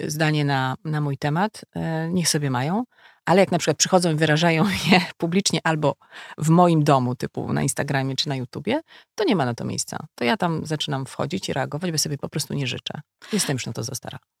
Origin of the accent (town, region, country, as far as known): Legnica, Lower Silesian Voivodeship, Poland; moved away